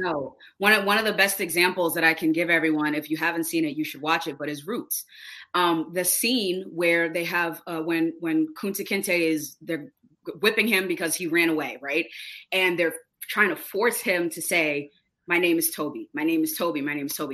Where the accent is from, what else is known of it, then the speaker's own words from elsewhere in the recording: New Bedford, Massachusetts, United States; we were raised in New Bedford in the North End. Um, my whole life I've been in New Bedford